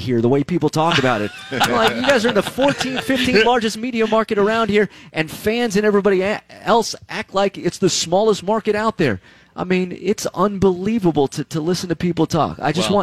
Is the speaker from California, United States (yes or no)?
yes; about 35 miles north of Los Angeles, Southern California, United States; moved away; Originally, Southern California.